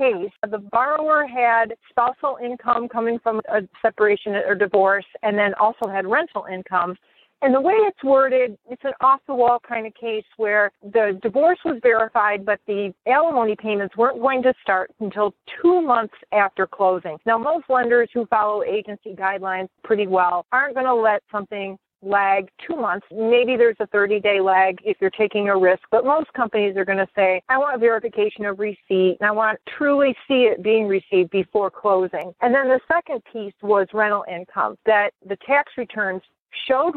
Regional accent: Detroit, Michigan, United States; I'm from Detroit

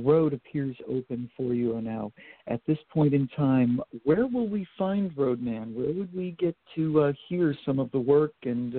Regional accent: New England, United States; moved away; also born or lived in York, Pennsylvania; I'm from New England originally.

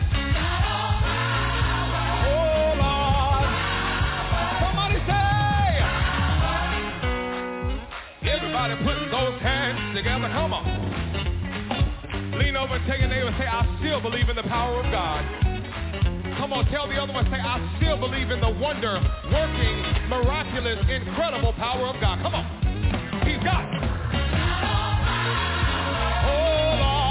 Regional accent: Bakersfield, California, United States; now in Los Angeles, United States; I'm a boy from Bakersfield, California

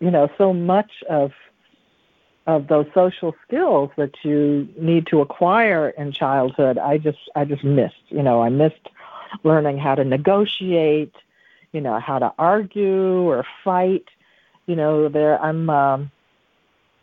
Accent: the South, United States; moved away as an adult; I came from the South there

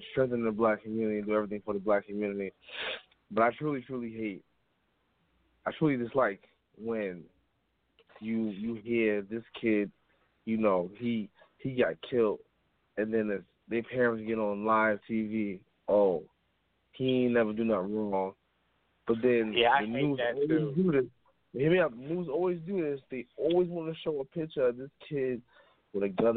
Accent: New York City, New York, United States; I'm from the Bronx

